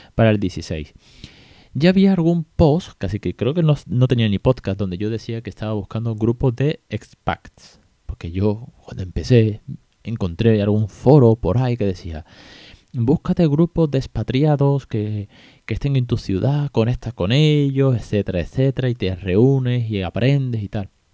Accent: Spain; aquí en España ya sabemos cómo pronunciamos algunos o algunas en algunas ciudades

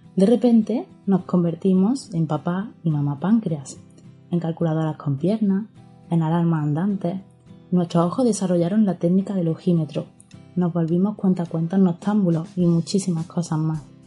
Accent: Córdoba, Andalusia, Spain; accent: Cordoban; Como habréis descubierto por mi acento, somos una familia cordobesa

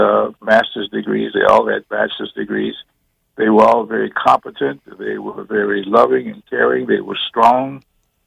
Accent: New Orleans, Louisiana, United States; also born or lived in Opelousas, Louisiana; we moved back to New Orleans, Louisiana, which is where I was raised

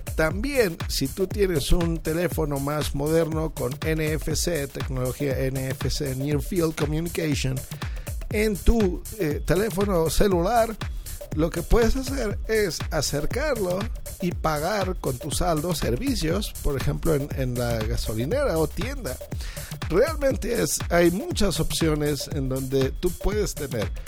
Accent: Mexico City, Mexico; yo soy un podcaster mexicano de la Ciudad de México

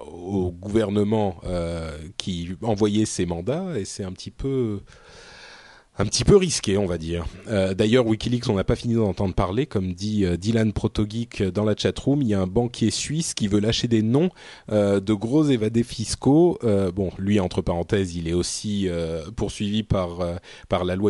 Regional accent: France; also born or lived in Lebanon; j'ai grandi en France

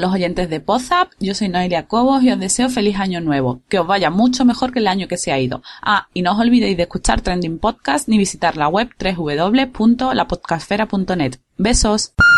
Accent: Venezuela; para mí como venezolana

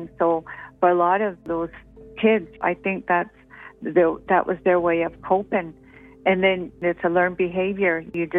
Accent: Blood Tribe, Alberta, Canada; I'm from the Blood Tribe, otherwise known as Gana Nation.

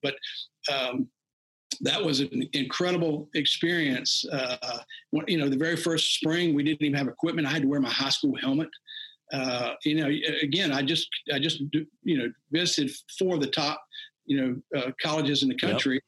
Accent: Virginia Beach, Virginia, United States; I grew up down in the Virginia Beach area

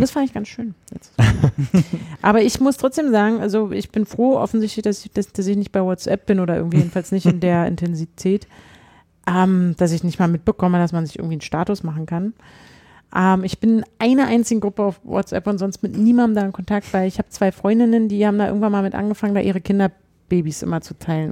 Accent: Berlin, Germany; als Berliner

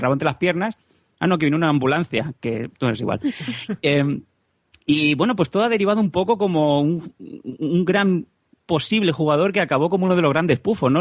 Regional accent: Esparreguera, Catalonia, Spain; Esparraguera, ¿no? Es un pueblo

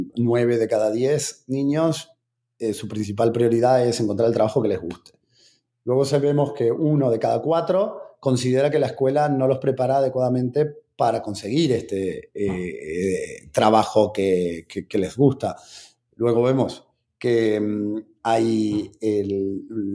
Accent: Argentina; soy argentino

